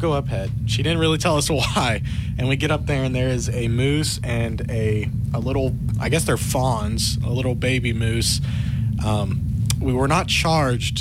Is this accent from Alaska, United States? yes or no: yes; Alaska, United States; moved away; I grew up in Alaska, so I've adapted since then. It's been a while since I lived up there